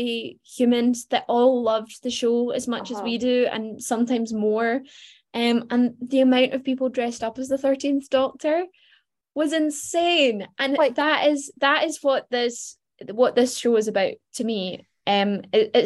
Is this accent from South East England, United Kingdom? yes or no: no; Glasgow, Scotland, United Kingdom; moved away as an adult; now in England; I don't live in Glasgow anymore. I live in England. I'm constantly feeling really self-conscious of my accent.